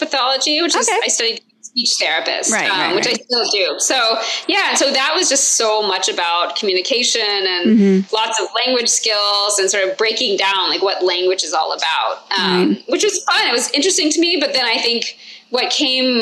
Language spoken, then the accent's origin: English; Georgia, United States; moved away as an adult; also born or lived in Massachusetts; actually from the South, so I'm from Georgia originally